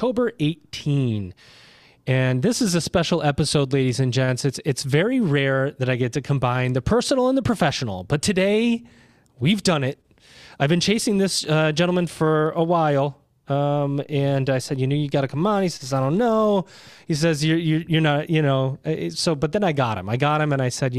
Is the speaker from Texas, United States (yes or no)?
no; Syracuse, New York, United States; I grew up in Syracuse, New York